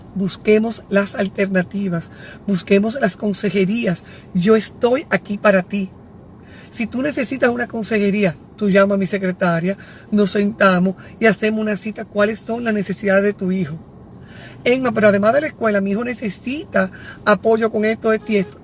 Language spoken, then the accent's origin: Spanish; Santiago, Dominican Republic; Yo soy de Santiago.